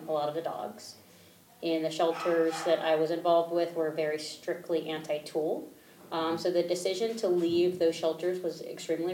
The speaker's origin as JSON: {"language": "English", "region": "Maryland", "country": "United States", "tie": "born or raised there", "also_born_or_lived": "Utah / Colorado / Cleveland", "moved": "yes", "said": "I grew up in Maryland"}